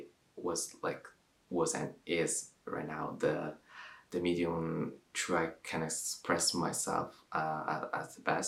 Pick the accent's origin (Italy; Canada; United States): Italy; Milan, Lombardy; English is a second language; now in London, United Kingdom; I'm 24 years old, and I'm from Milan, Italy, and now I'm based in London.